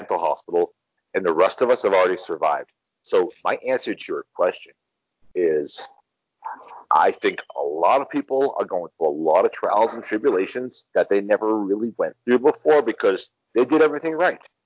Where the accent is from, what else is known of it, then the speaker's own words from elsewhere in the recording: United States; moved away as an adult; now in Mexico; when you grow up in the United States, and I know my accent, my English language accent, pretty much lets you know I'm from the U.S.